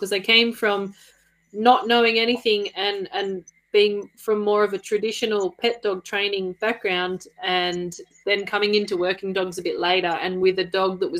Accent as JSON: {"language": "English", "town": "Canberra", "region": "Australian Capital Territory", "country": "Australia", "tie": "born or raised there", "said": "when I was old enough for school, we moved to Canberra. And so I grew up in Canberra"}